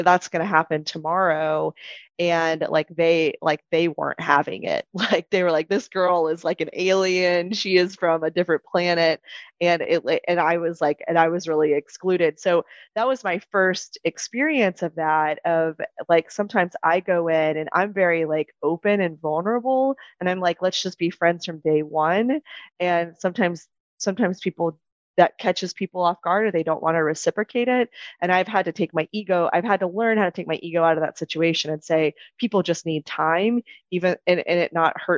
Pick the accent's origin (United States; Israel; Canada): United States; Texas; I'm Texan